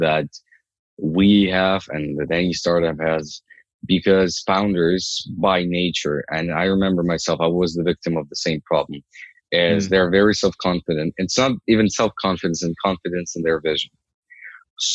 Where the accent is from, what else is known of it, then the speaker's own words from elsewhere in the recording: Ukraine; moved away as an adult; now in Canada; I'm originally from Ukraine. I came here 7 years ago